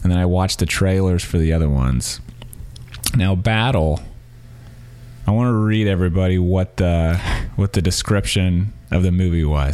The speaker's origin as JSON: {"language": "English", "region": "Missouri", "country": "United States", "tie": "born or raised there", "also_born_or_lived": "Louisiana", "moved": "yes", "lives_now": "San Francisco, United States", "said": "I grew up in Missouri"}